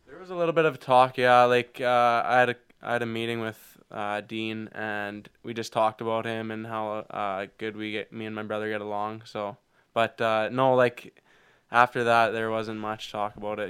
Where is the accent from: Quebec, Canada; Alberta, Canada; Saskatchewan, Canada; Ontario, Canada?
Saskatchewan, Canada; Foam Lake; we grew up in Foam Lake